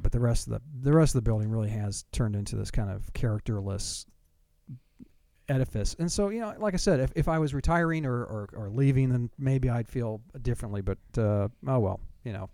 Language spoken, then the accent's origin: English; Southern California, United States; moved away; I'm from Southern California